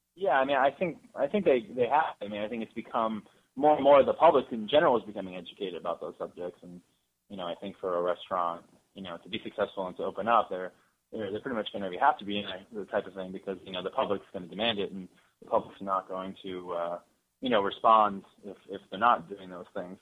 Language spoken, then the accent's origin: English; Escondido, California, United States; I was born in Escondido